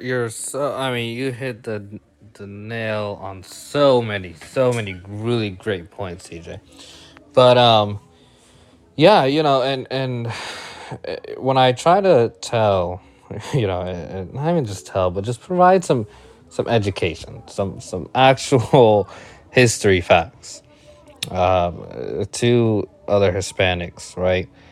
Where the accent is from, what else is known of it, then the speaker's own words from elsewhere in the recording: Puerto Rico; I'm Puerto Rican